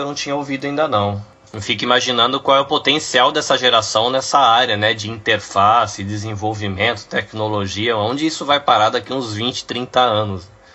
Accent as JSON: {"language": "Portuguese", "country": "Brazil", "moved": "yes", "said": "eu saí do Brasil e eu sou uma daquelas pessoas que vivia no Brasil"}